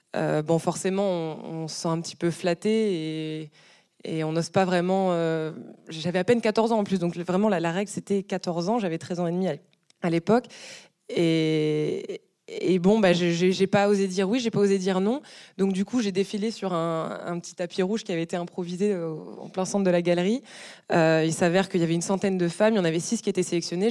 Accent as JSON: {"language": "French", "town": "Brest", "region": "Brittany", "country": "France", "tie": "born or raised there", "said": "je sortais d'une compétition d'athlétisme chez moi à Brest parce que j'étais déjà fondu de sport et j'allais faire mes courses avec euh, mes parents"}